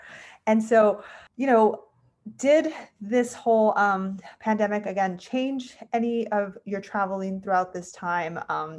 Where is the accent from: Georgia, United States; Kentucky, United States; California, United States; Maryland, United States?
California, United States; So I'm from California and live not too far from San Diego. I mean, I was kind of in the middle.